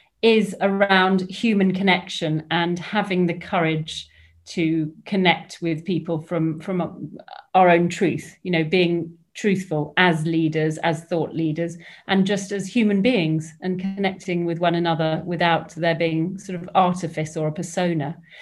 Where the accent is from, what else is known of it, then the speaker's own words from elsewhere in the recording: Hong Kong; also born or lived in England; So I grew up in Hong Kong, and I was the sort of expat kid that turned up. I ended up at a fairly strict all-girls boarding school in the Dorset countryside.